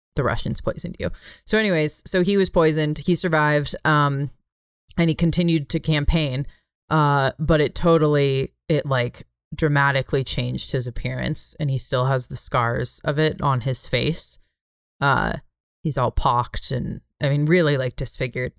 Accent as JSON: {"language": "English", "country": "United States", "said": "I'm American"}